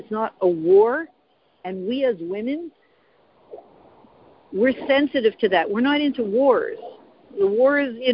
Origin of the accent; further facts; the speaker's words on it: Canada; I'm Canadian, my husband always has fun with it